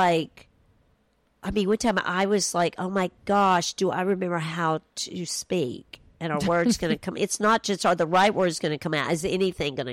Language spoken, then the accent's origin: English; East Tennessee, United States; I'm from East Tennessee